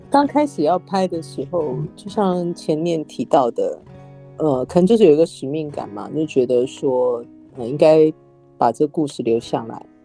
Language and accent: Chinese; Taiwan; 我身在台湾